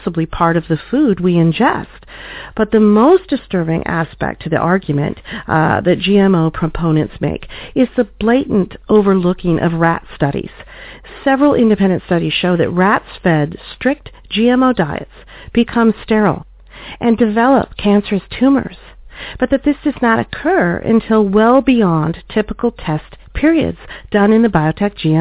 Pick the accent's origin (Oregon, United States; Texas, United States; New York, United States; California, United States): Oregon, United States; traced back to several thousand acres in Oregon, my home state